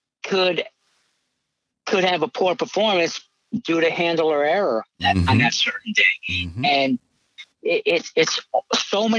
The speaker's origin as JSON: {"language": "English", "region": "New England", "country": "United States", "said": "an New England boy"}